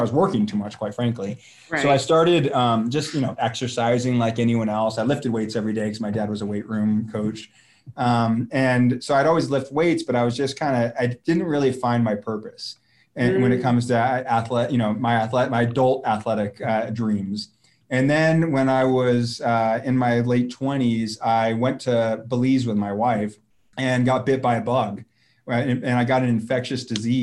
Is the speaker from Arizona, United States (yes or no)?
yes; Arizona, United States; I'm from Arizona